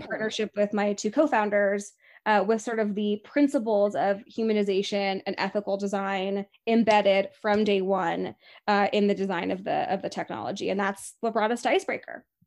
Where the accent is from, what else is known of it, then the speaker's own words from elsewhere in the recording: Laguna Beach, California, United States; the Coffee Pub in Laguna Beach, which is my hometown